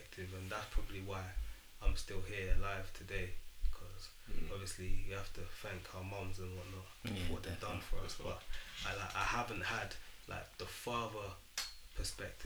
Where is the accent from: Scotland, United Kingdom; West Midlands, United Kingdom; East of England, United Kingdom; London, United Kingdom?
London, United Kingdom; I'm from East London